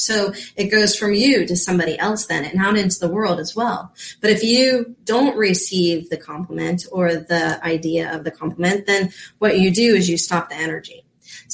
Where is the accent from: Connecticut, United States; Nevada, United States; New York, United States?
Nevada, United States; Reno; born there; Now, I was born in Reno out there and got to visit it one time and I loved it.